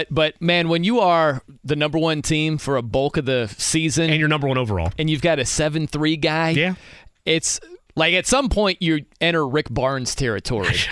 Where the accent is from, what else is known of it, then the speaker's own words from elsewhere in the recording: South Bend, Indiana, United States; I'm from South Bend, so I, I grew up on Notre Dame football.